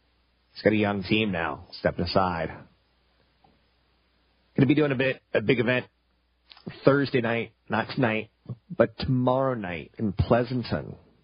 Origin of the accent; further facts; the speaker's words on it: Okinawa, Japan; born there; Okinawa is an island slightly south of Japan. It's part of the Japanese Sea of Japan Islands. I was born in Okinawa.